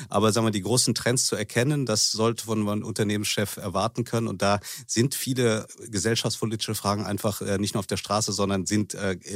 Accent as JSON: {"language": "German", "town": "Manila", "region": "Metro Manila", "country": "Philippines", "tie": "born or raised there", "also_born_or_lived": "Bonn, Germany", "said": "Ich bin in Manila und Bonn aufgewachsen, also halb philippinisch und halb deutsch."}